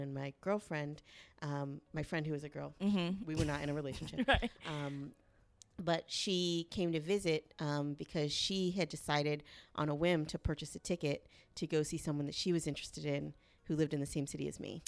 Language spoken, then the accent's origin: English; the South, United States; I'm from the South. I'm a lady